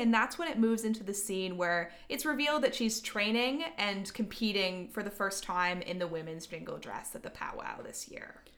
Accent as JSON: {"language": "English", "country": "Canada", "said": "we're Canadian"}